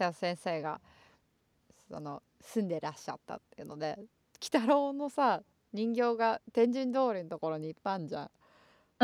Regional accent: Chofu, Tokyo, Japan; now in Los Angeles, United States; 調布はさ私たちが生まれ育った

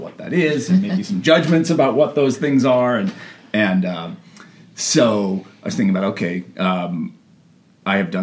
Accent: Ojai, California, United States; I grew up in Ojai, California

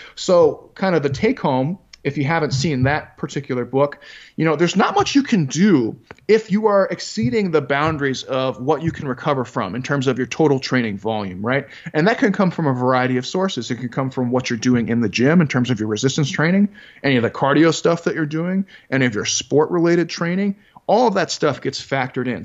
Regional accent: Chicago, Illinois, United States; I grew up in Chicago, Illinois

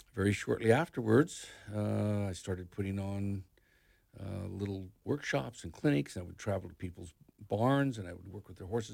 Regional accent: Northern California, United States; also born or lived in Colorado; now in Ocala, United States; I was raised in Northern California, in ranch country

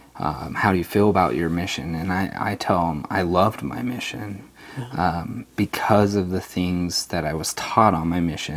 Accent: Layton, Utah, United States; also born or lived in Provo, Utah; now in Kaysville, United States; I was born in Provo. Okay. And I moved up when I was about 4 to Layton, Utah.

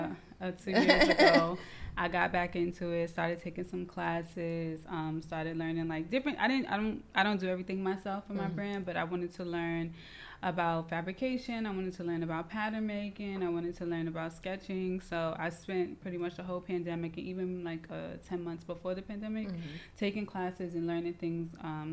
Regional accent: New York City, New York, United States; also born or lived in Maryland; I'm from Brooklyn, born and raised. I'm actually from Bed-Stuy, so this area

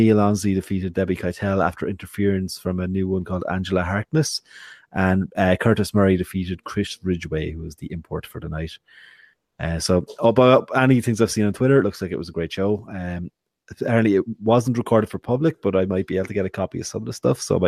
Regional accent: Wexford, Leinster, Ireland; I'm from Wexford.

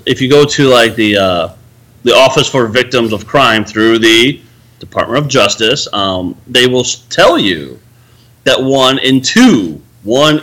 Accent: Chicago area, Illinois, United States; moved away; When I moved back here a year ago in my hometown area

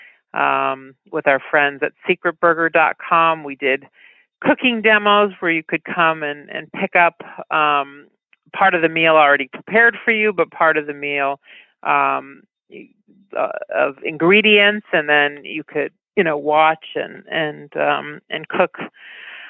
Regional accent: West Hartford, Connecticut, United States; moved away; I'm talking to you from my childhood home in Connecticut

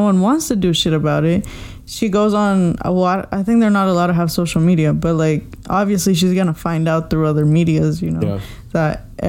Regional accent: United States; also born or lived in Mexico (ancestry); Like I'm American, but I'm also Mexican. But when I go to Mexico, I'm not Mexican.

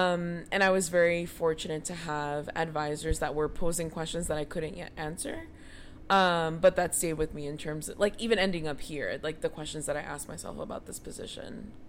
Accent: Miami, Florida, United States; now in Williamstown, United States; I'm from Miami.

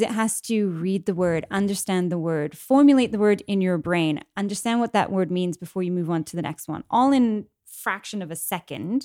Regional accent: England, United Kingdom; moved away; I'm English, born in England, grew up in England

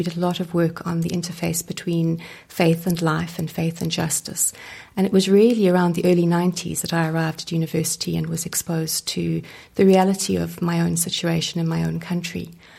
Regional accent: Johannesburg, Gauteng, South Africa; also born or lived in United Kingdom; I'm from Johannesburg, Pat. I've lived there my whole life, apart from some time doing some studies in the UK in spirituality. But I live in Johannesburg, in the centre of the city.

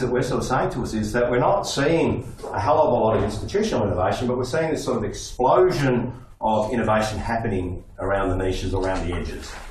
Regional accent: Melbourne, Victoria, Australia; I grew up in Flemington

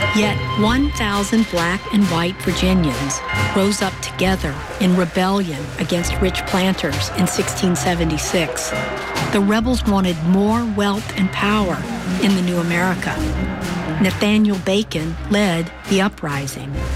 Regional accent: Greensboro, North Carolina, United States; I was born in Greensboro, North Carolina in 1963

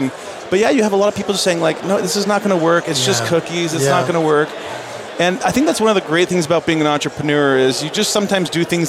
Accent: Alberta, Canada; moved away; So we opened up in the Great White North in my home country of Canada.

